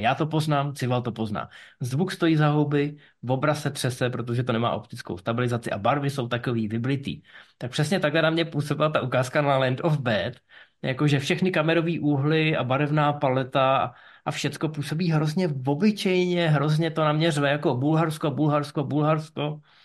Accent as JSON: {"language": "Czech", "town": "Ústí nad Labem", "region": "Ústí nad Labem Region", "country": "Czechia", "tie": "born or raised there", "said": "já jsem z Ústí nad Labem. A já si pamatuju, když jsem vyrůstal, byl jsem malý, tak byly inverze"}